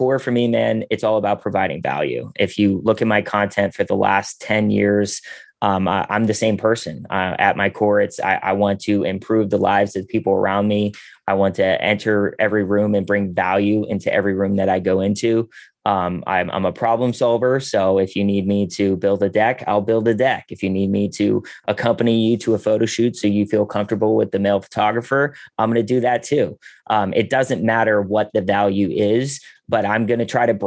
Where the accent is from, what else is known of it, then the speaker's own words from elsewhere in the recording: Pittsburgh, Pennsylvania, United States; I'm originally from Pittsburgh